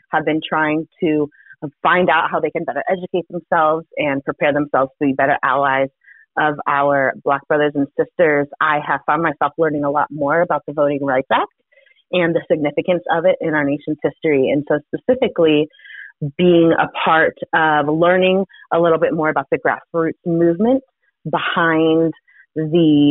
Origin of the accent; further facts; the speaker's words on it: Maryland, United States; my home county in Maryland